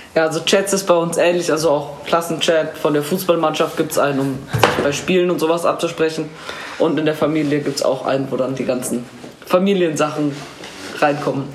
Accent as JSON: {"language": "German", "town": "Munich", "region": "Bavaria", "country": "Germany", "said": "komme aus München und bin 13 Jahre alt"}